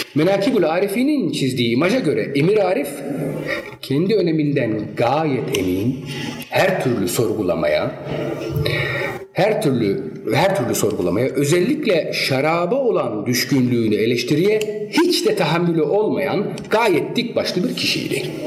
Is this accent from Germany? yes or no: yes; Germany; Çünkü Almanya doğumluyum. Yani bütün malzeme hep Almanya'da geçmiştir. Ee, Almanya'da büyüdüm